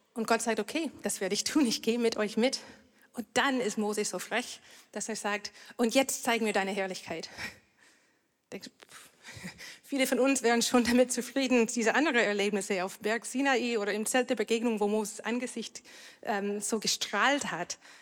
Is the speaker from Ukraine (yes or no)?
no; Canada; German is a second language; now in Germany; Ich komme aus Kanada